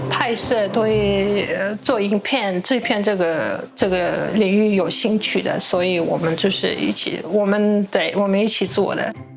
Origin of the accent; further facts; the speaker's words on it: Tuva, Russia; Chinese is a second language; moved away as an adult; now in Taiwan; 自己的家乡土瓦共和国。我们这是土瓦人，就是，呃，在俄罗斯境内的一个少数民族嘛